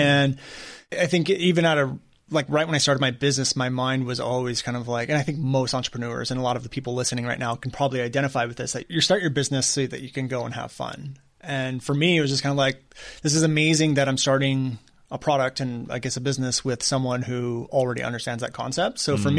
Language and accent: English; Newport Beach, California, United States; born there; I was born in Newport Beach.